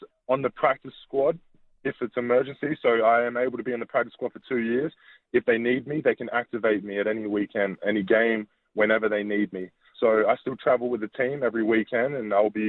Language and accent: English; Adelaide, South Australia, Australia; moved away as an adult; now in Philadelphia, United States; I'm the third Australian in the room